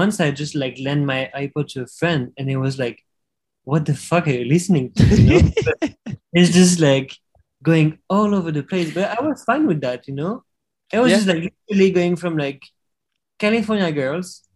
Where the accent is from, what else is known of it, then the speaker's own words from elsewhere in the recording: Paris, Île-de-France, France; moved away as an adult; also born or lived in Netherlands / Sweden; in the suburbs, but like, I grew up in Paris